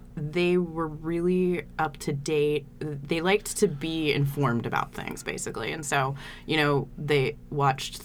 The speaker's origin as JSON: {"language": "English", "area": "just outside San Jose, Silicon Valley", "region": "California", "country": "United States", "tie": "born or raised there", "also_born_or_lived": "San Luis Obispo, California / Chicago / Pittsburgh", "moved": "as an adult", "lives_now": "Portland, United States", "said": "I grew up actually just outside San Jose, so in Silicon Valley"}